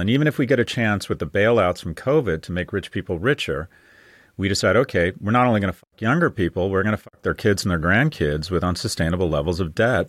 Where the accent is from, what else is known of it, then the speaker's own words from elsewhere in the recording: California, United States; moved away; born and raised in California